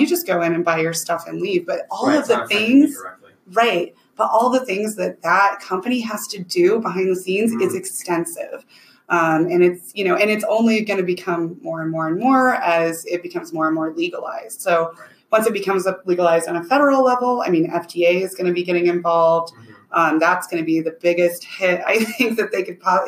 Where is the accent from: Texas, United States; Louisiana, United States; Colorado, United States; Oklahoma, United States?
Colorado, United States; I grew up in Colorado